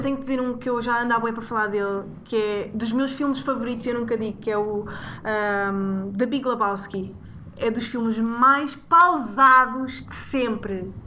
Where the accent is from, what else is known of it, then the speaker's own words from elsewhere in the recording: Sintra, Lisbon, Portugal; cresci em Sintra